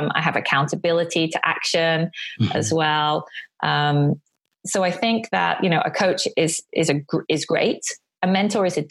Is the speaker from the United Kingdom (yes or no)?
yes; Bury, North West England, United Kingdom; now in Tokyo, Japan; I was born in Bury in Lancashire, the north of England